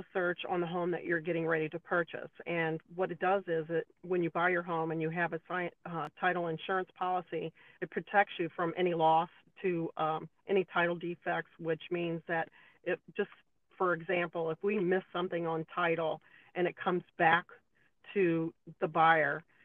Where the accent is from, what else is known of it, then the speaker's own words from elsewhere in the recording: the South, United States; I'm from the South, so I do a lot of Southern cooking